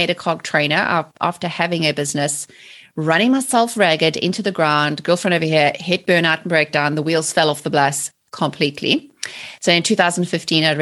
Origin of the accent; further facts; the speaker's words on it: South Africa; moved away as an adult; also born or lived in England; now in United States; I'm originally from South Africa. So I was born and raised in South Africa in the 70s and the 80s and lived under apartheid